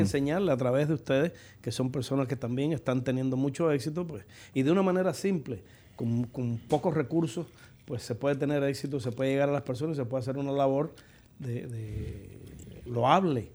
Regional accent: Cuba; moved away as an adult; now in United States; si a mis años me hubiese llegado el la condena de haber tenido que permanecer en mi país, pues yo no sé qué hubiese sido de mis hijas

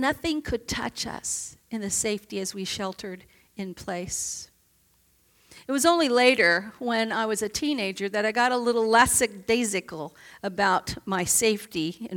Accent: Oklahoma City, Oklahoma, United States; moved away; also born or lived in upstate New York; I grew up in Oklahoma City as a child. We moved from upstate New York to Oklahoma City.

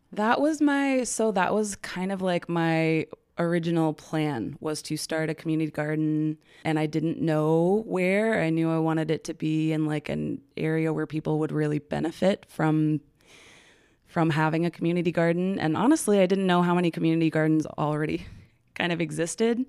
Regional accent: Aurora, Colorado, United States; moved away as an adult; also born or lived in Texas; I grew up in Aurora, Colorado, born in Texas, but, like, yeah, was in Colorado from seven to, like, twenty-five

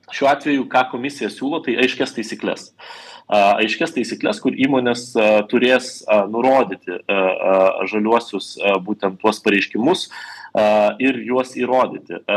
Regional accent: Vilnius, Vilnius County, Lithuania; mano gimtasis miestas Vilnius

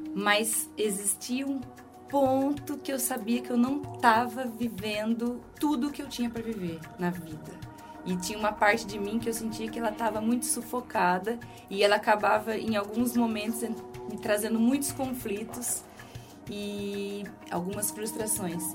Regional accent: Brazil; accent: Brazilian; moved away as an adult; now in Portugal; eu sou brasileira. Ah, uhum. Acho que percebe pelo sotaque

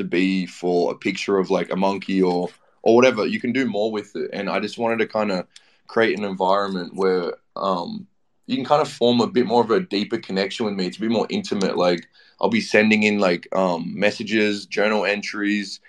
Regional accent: Australia; I'm from Australia

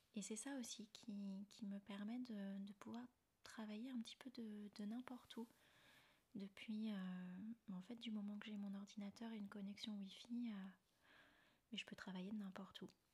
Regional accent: Rennes, Brittany, France; moved away as an adult; also born or lived in China / Thailand / Austria / Canada; je suis originaire de Rennes, en Bretagne.

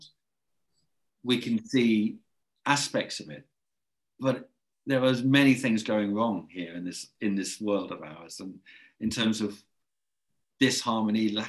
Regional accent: England, United Kingdom; accent: English; I should apologize for my English accent

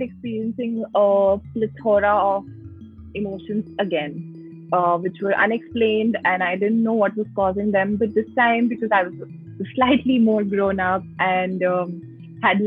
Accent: Delhi, India; I was born and brought up in Delhi

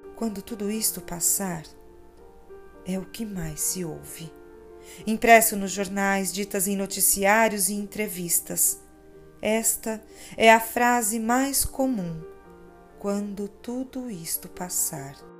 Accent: Pará de Minas, Minas Gerais, Brazil; now in Belo Horizonte, Brazil; Pará de Minas, minha terra natal

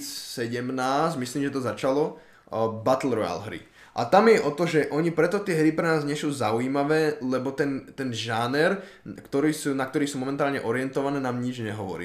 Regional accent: Slovakia; že som sa narodil na Slovensku, si nemyslím, že teraz zo mňa robí... Akože áno, občanstvom som Slovák, to je pravda

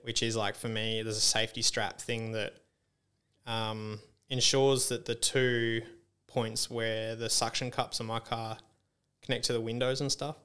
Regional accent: Esperance, Western Australia, Australia; I grew up in Esperance and there's, like, heaps of farming and stuff around

